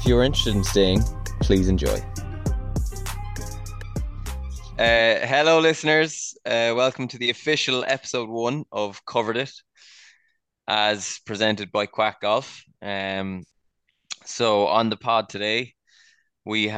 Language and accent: English; Cork, Munster, Ireland; We're all from Cork